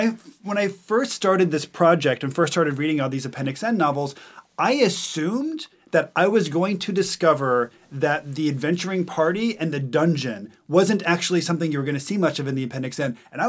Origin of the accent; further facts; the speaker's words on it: Montana, United States; now in New York, United States; when I first moved to New York and people would ask me where I'm from and I'd say Montana